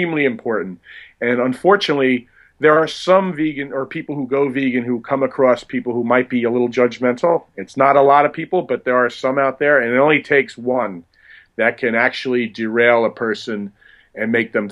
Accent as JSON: {"language": "English", "region": "New Jersey", "country": "United States", "tie": "born or raised there", "said": "growing up in New Jersey, where I grew up"}